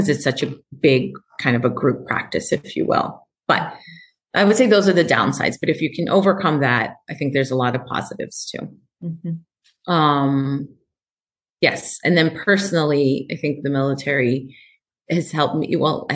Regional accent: New York City, New York, United States; moved away as an adult; also born or lived in California; now in Tacoma, United States; I'm a girl from Queens. My parents are from Ecuador.

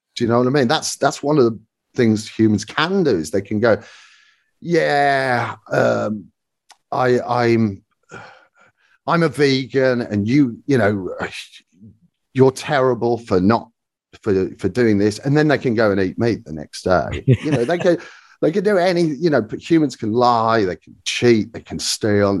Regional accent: Birmingham, West Midlands, United Kingdom; growing up in Birmingham at The Mermaid

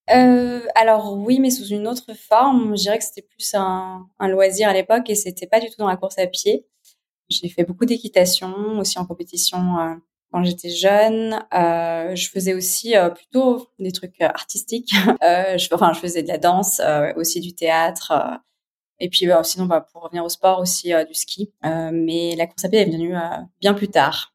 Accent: Geneva, Switzerland; je suis née à Genève, j'ai 36 ans.

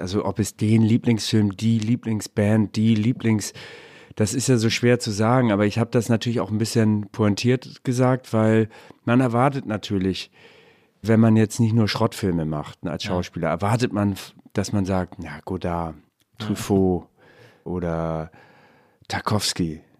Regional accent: Hamburg, Germany; ich bin Hamburger

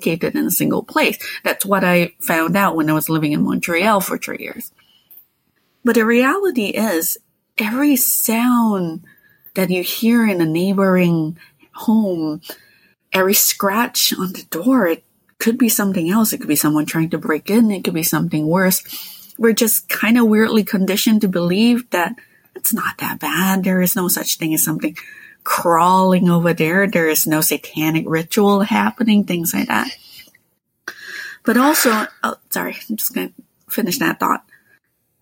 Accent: Malaysia; moved away; also born or lived in Quebec; I grew up in Malaysia where for as long as I can remember, there were tropical rainforests wherever I could look.

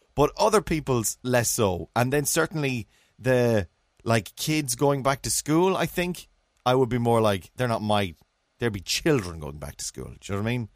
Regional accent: England, United Kingdom; now in Cork, Ireland; As an English man in Cork

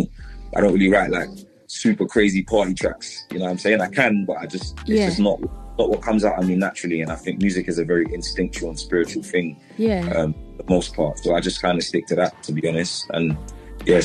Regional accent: London, United Kingdom; I grew up in Southwest London in Wandsworth

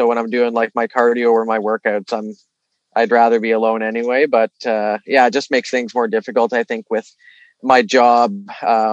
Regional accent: Toronto, Ontario, Canada; also born or lived in Vancouver; I moved back to Toronto from Vancouver. I mean, being from here

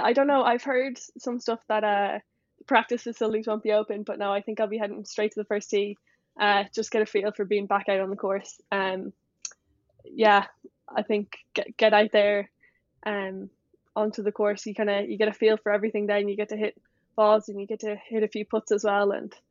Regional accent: Leinster, Ireland; And so when if you ask me from that perspective, I guess I'd say I'm from Dublin. And I know in America and stuff, people ask you where you're from. I'm like, oh, just outside Dublin. But I guess I'm talking to Kildare people. You have to say Kildare.

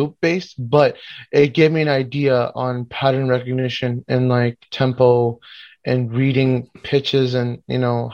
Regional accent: Miami, Florida, United States; I was actually born and raised in Miami, but my parents are from Pakistan, Lahore, the region of it, Punjab, our region

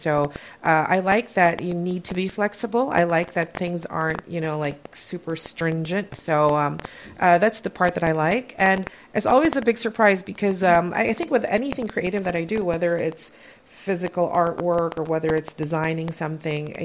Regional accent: Philippines; now in Canada; as a Filipino Canadian

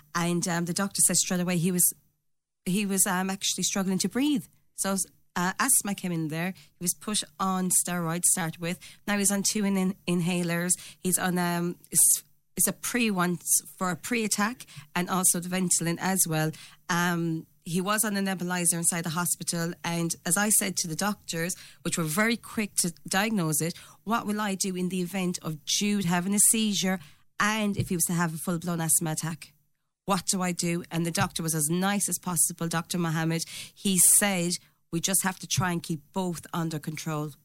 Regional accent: Ireland; also born or lived in England; now in Doon, Ireland; I came from Tollmagate, proud to be from Tollmagate

